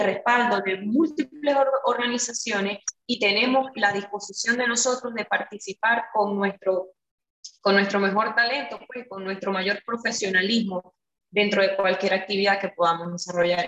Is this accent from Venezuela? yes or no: yes; Venezuela; moved away as an adult; now in Curaçao; cuando salí de Venezuela, llego aquí